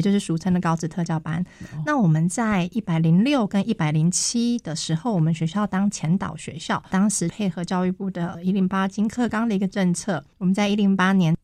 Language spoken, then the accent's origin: Chinese; Miaoli County, Taiwan; 毕业之后顺利地回到我的家乡工作